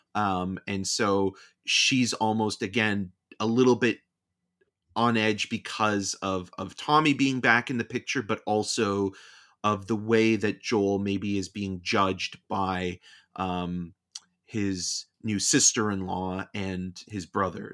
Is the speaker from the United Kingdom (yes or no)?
no; Canada; being Canadian